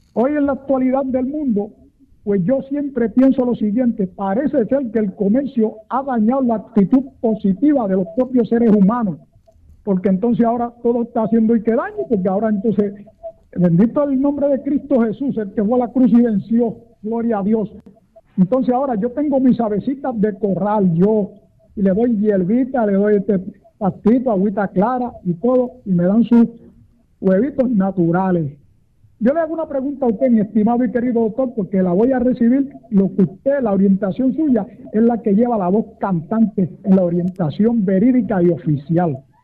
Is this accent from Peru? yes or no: no; Carolina, Puerto Rico; Yo soy natural de Carolina, donde está frecuentado el día del aeropuerto internacional hoy